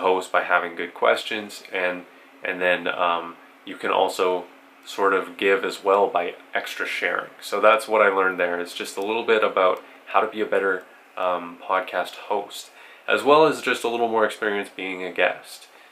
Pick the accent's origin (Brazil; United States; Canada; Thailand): Canada; I'm Canadian